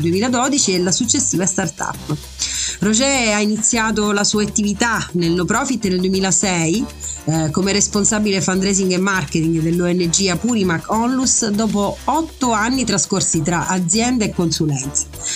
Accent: Messina, Sicily, Italy; sono messinese

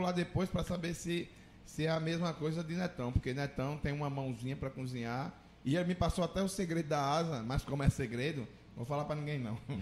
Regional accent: Maceió, Alagoas, Brazil; now in Juazeiro do Norte, Brazil; eu sou de Maceió, não sou de Juazeiro

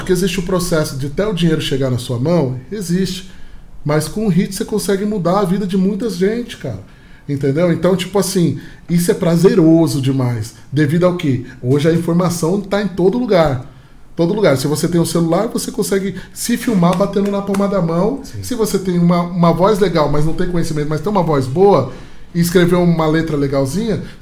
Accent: São Paulo, Brazil; Se você pega um moleque lá do interior de São Paulo, que nem eu vim do interior de São Paulo

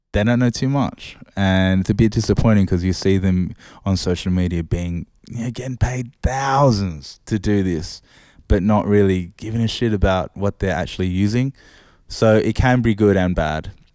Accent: Sydney, New South Wales, Australia; I'm from Oz, uh, I'm from Sydney.

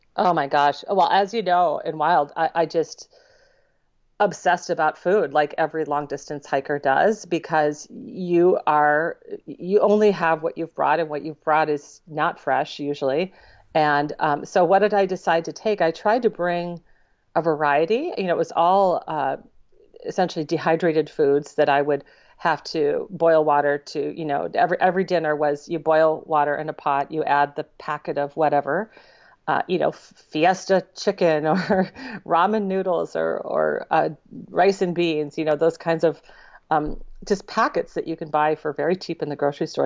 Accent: Minnesota, United States; also born or lived in Spangler, Pennsylvania; I'm from Minnesota. I, I grew up there, and I always say that's where I'm from

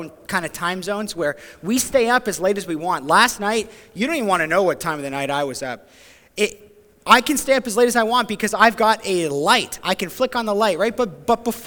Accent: Ontario, Canada; moved away as an adult; also born or lived in New Brunswick; now in Grand Manan, Canada; back home to Ontario

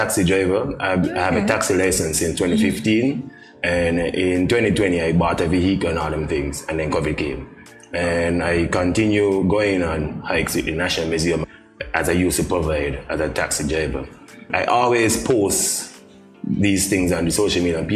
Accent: Middle Island, Saint Kitts, St. Kitts & Nevis; I grew up in Middle Island

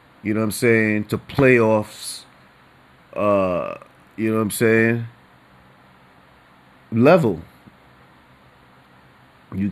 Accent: New York City, New York, United States; New Yorker for generations

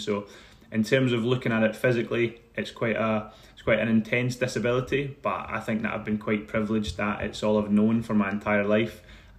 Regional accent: Paisley, Scotland, United Kingdom; On one side of it, it's great, but the reality of that is it can be tough in Paisley. You know, the people can be incredibly nice, but also, like anywhere in the world, it can be a tough place to live. But I found that sort of area that I grew up

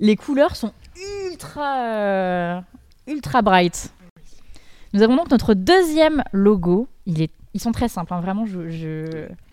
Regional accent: Dijon, Bourgogne-Franche-Comté, France; moved away; je viens de Dijon. Quand je suis partie, il y avait absolument rien

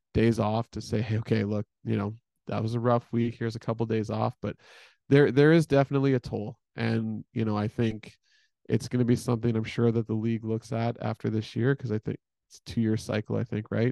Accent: Edmonton, Alberta, Canada; I'm from Edmonton, right? My parents are still in, all of my family is still in Edmonton

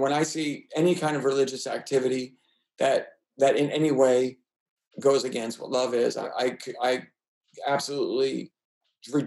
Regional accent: New York City, New York, United States; moved away; I was from New York City. I mean, we in high school, junior high school, we lived in the suburbs, but I'm kind of like, it was a city kid mentality.

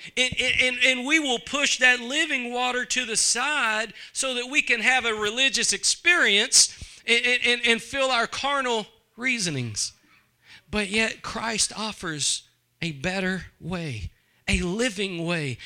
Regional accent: East Texas, United States; I'm from East Texas

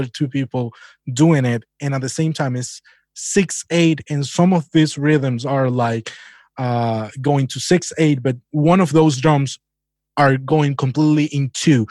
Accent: Holguín, Cuba; moved away; my hometown is Holguín. That's province east of Cuba.

